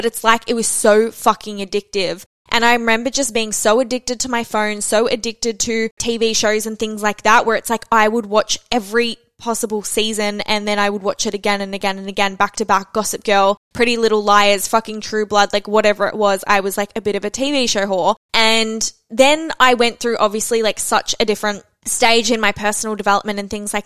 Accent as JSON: {"language": "English", "town": "Melbourne", "region": "Victoria", "country": "Australia", "said": "I'm also from Melbourne"}